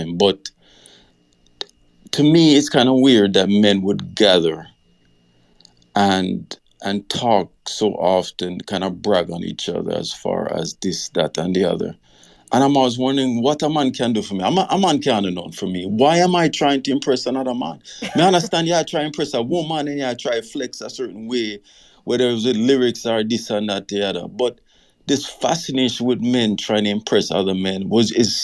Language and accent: English; Jamaica; growing up in Jamaica, we had this bro code